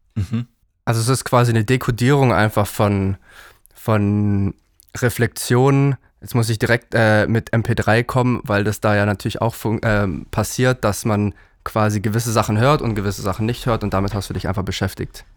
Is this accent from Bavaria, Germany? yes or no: yes; Allgäu, Bavaria, Germany; now in Berlin, Germany; ich bin ja aus dem Allgäu